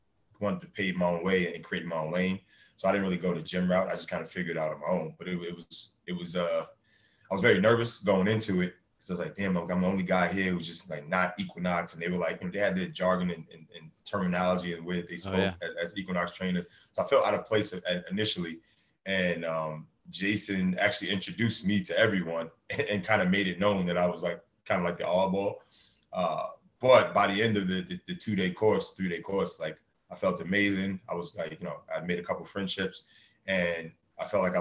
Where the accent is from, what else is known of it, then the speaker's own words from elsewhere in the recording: New York City, New York, United States; I grew up in a Harlem